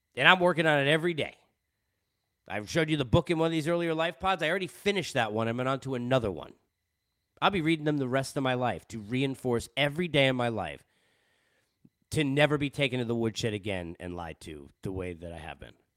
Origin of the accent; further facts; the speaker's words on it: Long Island, New York, United States; moved away as an adult; also born or lived in Boston / Los Angeles; I'm a Jew from Long Island who at twenty years old was already, you know, living in Boston on my way to L